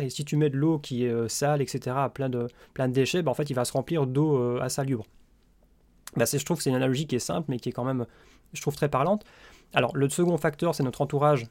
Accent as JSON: {"language": "French", "country": "Belgium", "said": "je suis belge"}